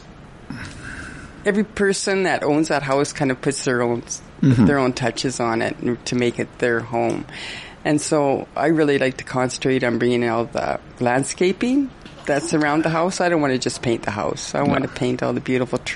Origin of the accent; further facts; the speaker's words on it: Edmonton, Alberta, Canada; moved away as an adult; now in Prince George, Canada; I'm originally from Edmonton, Alberta